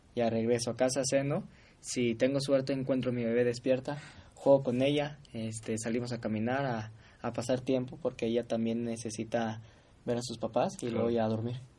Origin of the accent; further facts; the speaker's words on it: Guadalajara, Jalisco, Mexico; yo soy de Guadalajara